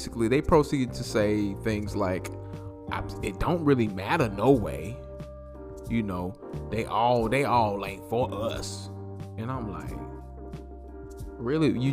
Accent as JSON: {"language": "English", "town": "Greensboro", "region": "North Carolina", "country": "United States", "tie": "born or raised there", "said": "my hometown of Greensboro"}